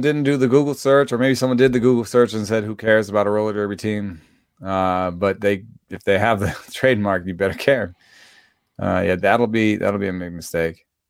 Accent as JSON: {"language": "English", "town": "Atlanta", "region": "Georgia", "country": "United States", "tie": "born or raised there", "said": "I grew up in Atlanta, uh, for the large part"}